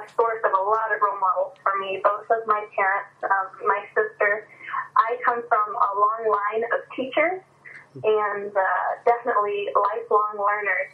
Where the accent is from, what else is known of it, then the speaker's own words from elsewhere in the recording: Kanton, Ohio, United States; I grew up in a small town in northwest Ohio called Canton, Ohio, not to be confused with Canton, which is the home of the Football Hall of Fame, but Canton with a K.